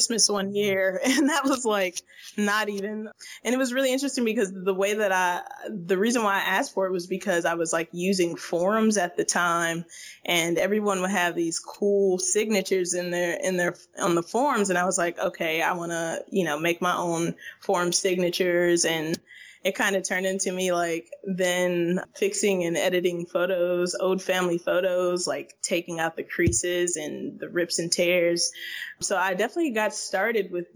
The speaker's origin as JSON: {"language": "English", "town": "Toledo", "region": "Ohio", "country": "United States", "tie": "born or raised there", "moved": "as an adult", "lives_now": "Berlin, Germany", "said": "Originally from Toledo, Ohio"}